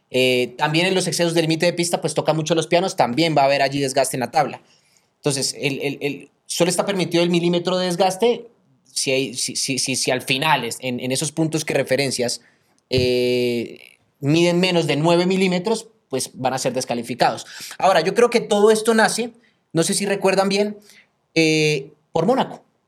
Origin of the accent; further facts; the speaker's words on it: Colombia; yo como colombiano